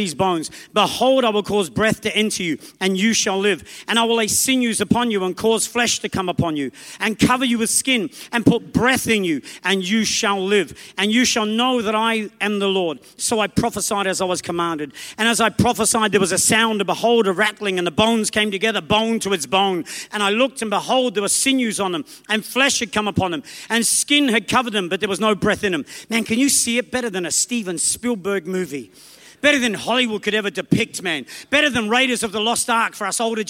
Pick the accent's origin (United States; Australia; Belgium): Australia; also born or lived in England; I was born in England, raised in Australia